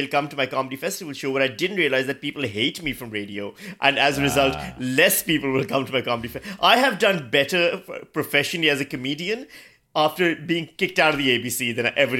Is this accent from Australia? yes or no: yes; Australia; As an Australian, what he did was a stupid thing because we hate families.